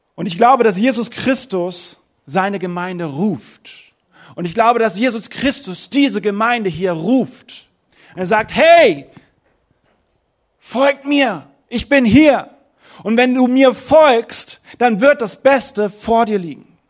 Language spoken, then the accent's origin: German; Germany; in meiner Heimat. Deutschland ist wunderschön